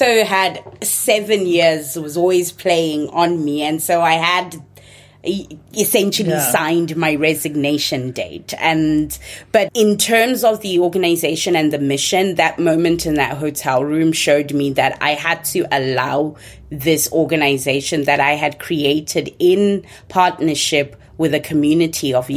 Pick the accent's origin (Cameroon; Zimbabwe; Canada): Zimbabwe; first language Shona; English is a second language; moved away as an adult; also born or lived in Chicago, United States; now in United States; Shona, the language that's my mother tongue, although I grew up in Ndebele speaking Zimbabwe